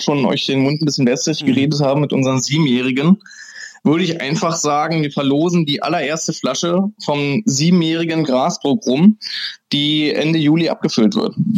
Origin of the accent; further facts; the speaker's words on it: Germany; als Deutscher